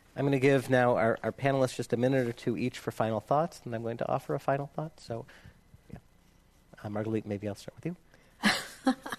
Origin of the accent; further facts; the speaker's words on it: United States; as an American Jew uh, and as somebody with ancestry from Ukraine